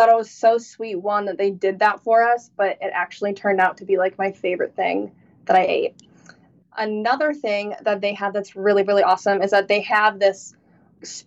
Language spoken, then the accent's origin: English; Illinois, United States; we're from Illinois